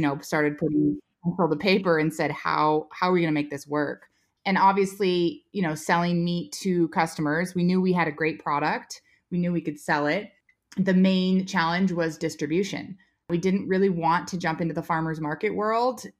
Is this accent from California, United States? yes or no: yes; Menlo Park, California, United States; moved away as an adult; also born or lived in Virginia; I was raised in Silicon Valley and at Menlo Park